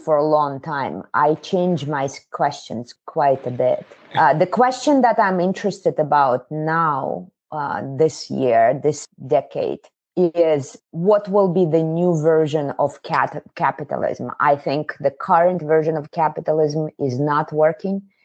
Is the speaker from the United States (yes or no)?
no; Kazakhstan; moved away; I was born in the Soviet Union in a southern state, Kazakhstan. I'm from Asia.